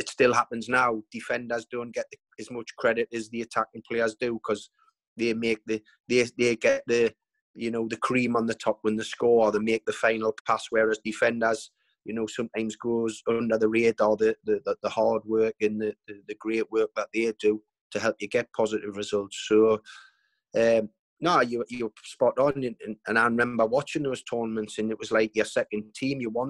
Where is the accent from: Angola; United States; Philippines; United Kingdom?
United Kingdom; Newcastle upon Tyne, North East England; us as Geordie people